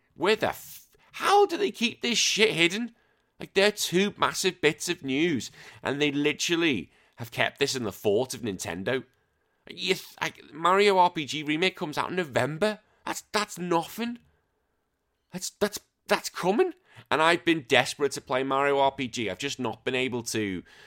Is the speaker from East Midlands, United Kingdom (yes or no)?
no; Wallasey, North West England, United Kingdom; I grew up in a little place called the Wirral. My hometown is called Wallasey